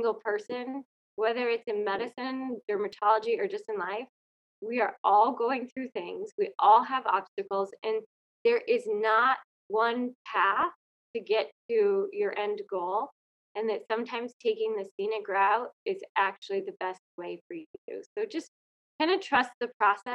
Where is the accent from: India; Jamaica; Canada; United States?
United States; Colorado; also born or lived in Fairbanks, Alaska; I'm from Colorado